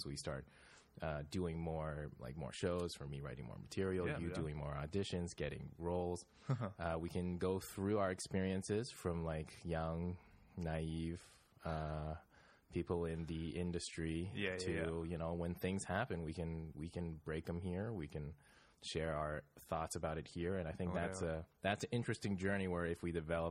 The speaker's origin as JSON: {"language": "English", "town": "Vancouver", "region": "British Columbia", "country": "Canada", "moved": "as an adult", "lives_now": "Toronto, Canada", "said": "we're both from Vancouver. Both Lucas and I are from Vancouver."}